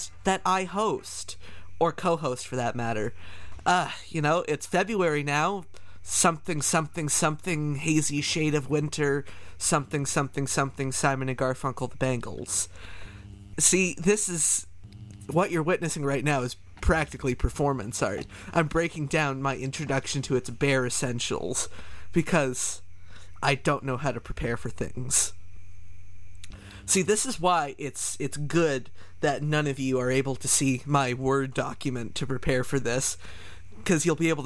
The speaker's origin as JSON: {"language": "English", "country": "Canada", "said": "I'm Canadian"}